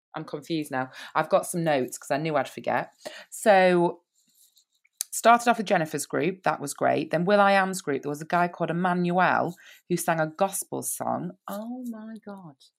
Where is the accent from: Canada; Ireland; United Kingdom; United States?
United Kingdom; I'm British